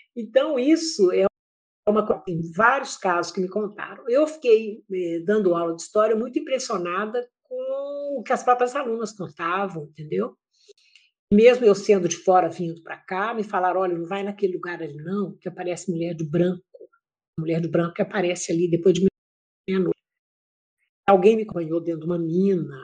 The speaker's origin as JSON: {"language": "Portuguese", "town": "Pará de Minas", "region": "Minas Gerais", "country": "Brazil", "tie": "born or raised there", "moved": "yes", "lives_now": "Ouro Preto, Brazil", "said": "eu nasci em Pará de Minas, que é uma cidade do Oeste Mineiro"}